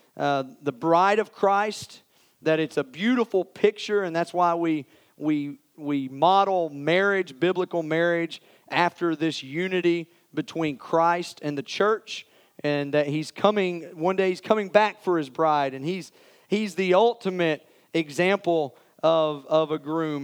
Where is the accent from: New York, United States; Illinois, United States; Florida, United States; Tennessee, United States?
Tennessee, United States; Morristown; I grew up in Morristown, went to West Elementary